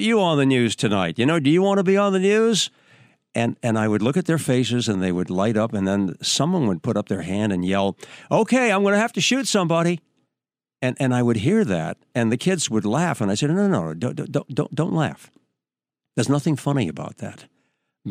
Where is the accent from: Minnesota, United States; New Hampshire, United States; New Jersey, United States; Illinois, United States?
New Hampshire, United States; moved away; also born or lived in New York; I was on radio back in my hometown in New Hampshire